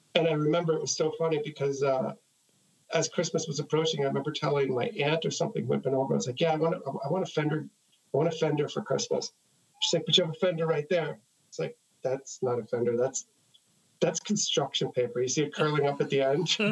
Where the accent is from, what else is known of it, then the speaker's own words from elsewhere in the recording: New York City, New York, United States; also born or lived in Jackson Heights, Queens; I'm from Queens